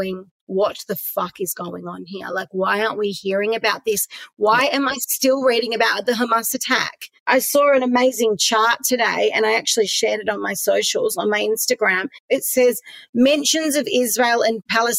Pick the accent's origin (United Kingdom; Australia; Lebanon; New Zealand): Australia; Perth, Western Australia; I grew up in Perth